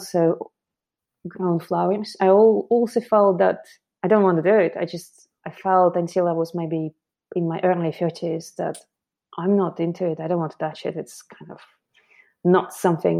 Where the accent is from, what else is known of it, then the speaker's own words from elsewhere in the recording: Moscow, Russia; moved away as an adult; now in London, United Kingdom; I'm originally from Moscow, and I came to London about 17 years ago to study fashion